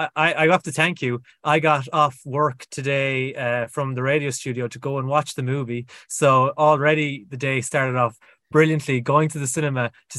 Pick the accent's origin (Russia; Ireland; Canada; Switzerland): Ireland; I'm Irish